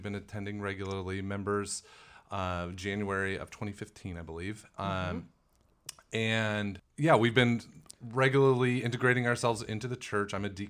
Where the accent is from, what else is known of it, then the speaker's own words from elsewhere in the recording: Illinois, United States; This was in Illinois. Illinois, I grew up right outside of St. Louis, Missouri.